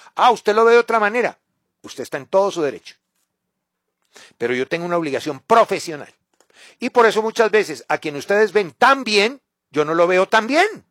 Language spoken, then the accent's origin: Spanish; Colombia; como colombiano